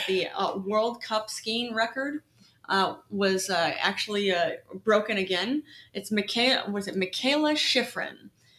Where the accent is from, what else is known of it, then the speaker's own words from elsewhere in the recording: New York, United States; We're from New York, New York. That's where we're at.